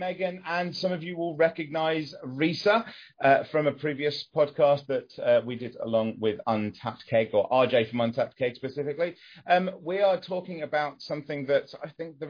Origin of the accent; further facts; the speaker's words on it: England, United Kingdom; I'm English and, you know, male, white, middle class